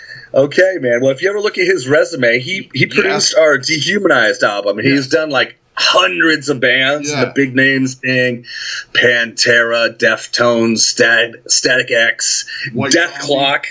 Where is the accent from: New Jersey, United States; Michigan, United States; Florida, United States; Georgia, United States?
Michigan, United States; Detroit; Detroit. That's my hometown.